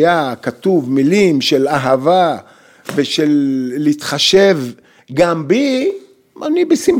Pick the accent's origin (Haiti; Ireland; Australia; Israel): Israel; Jaffa, Tel Aviv District; English is a second language; I'm from Jaffa, go to the Olympic Games with the national team.